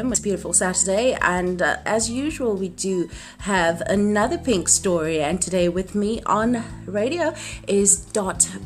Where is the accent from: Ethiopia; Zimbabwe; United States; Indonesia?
Zimbabwe; Bulawayo; moved away as an adult; No, I'm, I'm from Bulawayo.